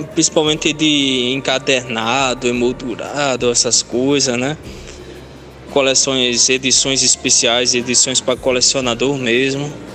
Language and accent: Portuguese; Paulista, Pernambuco, Brazil; also born or lived in Recife; Eu nasci em Recife, mas eu morava, a minha moradia era o Janga. Meus primeiros anos de vida